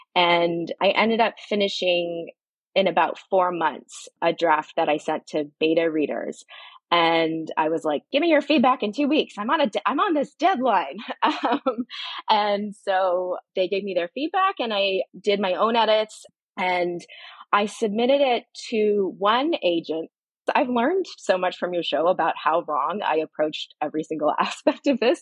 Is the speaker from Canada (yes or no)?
yes; Barry's Bay, Ontario, Canada; moved away as an adult; also born or lived in Australia; now in Toronto, Canada; I grew up down a dirt road in the bush on a lake